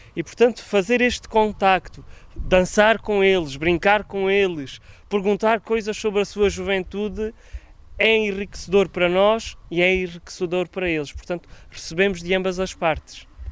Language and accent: Portuguese; Alentejo, Portugal; eu também sou do Alentejo